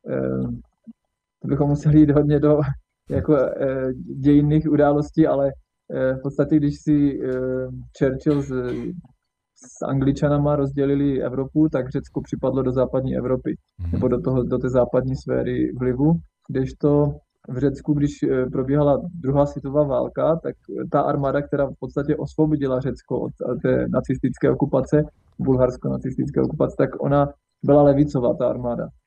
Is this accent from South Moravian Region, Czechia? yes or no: no; Třinec, Moravian-Silesian Region, Czechia; Takže vyrůstal jsem v Československu, v Třinci, eh, na Severní Moravě, pomezí Slezska, Severní Moravy, kousek od slovenských hranic v podstatě.